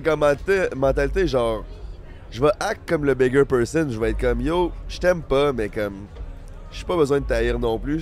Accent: Quebec, Canada; On vient de Québec

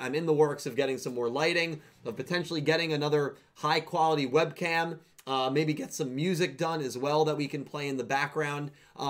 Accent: Australia; accent: Australian; that's after hearing my Australian accent.

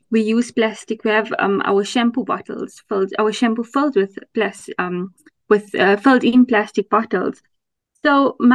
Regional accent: Potchefstroom, North West, South Africa; I am originally from Potchefstroom in the northwest province of South Africa.

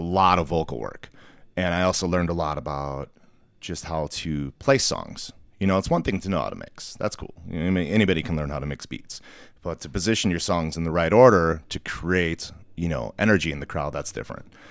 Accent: Milwaukee, Wisconsin, United States; I grew up outside Milwaukee, uh, out in the suburbs

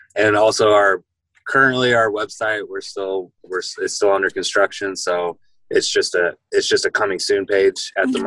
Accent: Jacksonville, Illinois, United States; moved away; I'm from Jacksonville, Illinois, which is near Springfield, Illinois, about three three hours from here

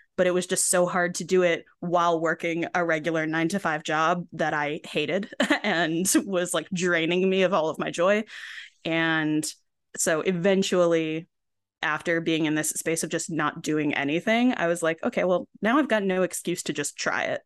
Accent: Binghamton, New York, United States; moved away as an adult; I ended up actually moving back to my hometown, Binghamton, New York, for a while and still here.

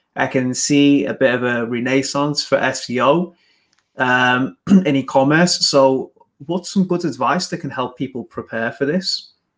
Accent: England, United Kingdom; Listen to my accent. I'm English

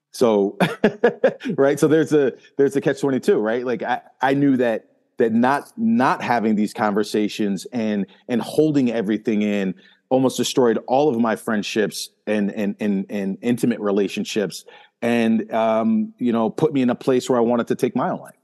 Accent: Northeast, United States; me growing up in the Northeast

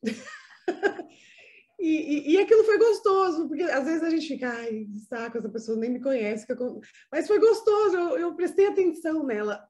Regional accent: Brazil; moved away; meu país de origem, que é o Brasil

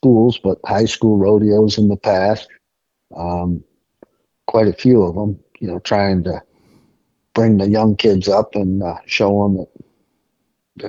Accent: Attica, New York, United States; just my hometown rodeo. What can you say? I grew up in that arena

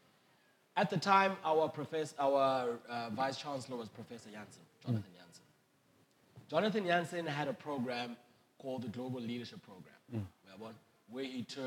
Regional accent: Bloemfontein, Free State, South Africa; my journey started in Bloemfontein. Born and bred in Bloem.

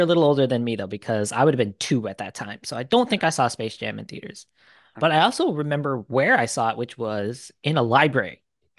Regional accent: Detroit, Michigan, United States; Yes, I am from Minnesota, but originally I'm from Detroit. So I am Detroit everything

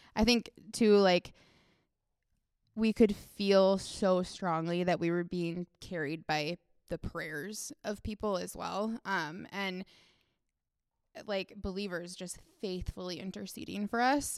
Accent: Duluth, Minnesota, United States; I grew up in Duluth

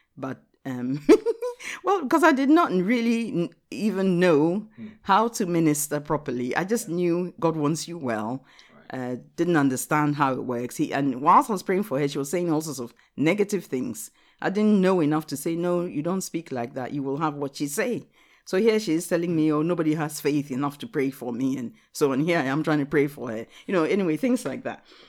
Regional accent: Ghana; English is a second language; now in Watford, United Kingdom; I'm a Ghanaian

